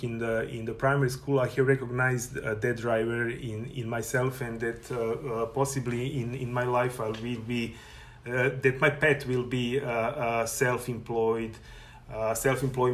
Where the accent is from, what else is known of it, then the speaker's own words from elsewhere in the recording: Serbia; moved away as an adult; now in Canada; I was born in Serbia, and from August 2019, I'm proud resident of Canada